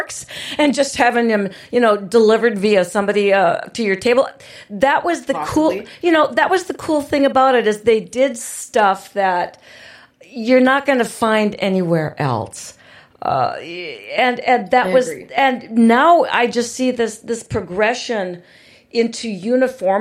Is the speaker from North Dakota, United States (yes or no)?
yes; Fargo, North Dakota, United States; I grew up in Fargo-Moorhead, and Fargo is not the place I grew up